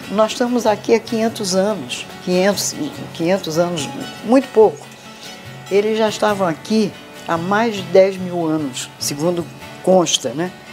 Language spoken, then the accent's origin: Portuguese; Belém, Pará, Brazil; Eu sou de Belém do Pará. Minha mãe é do interior e eu da capital, da, de Belém.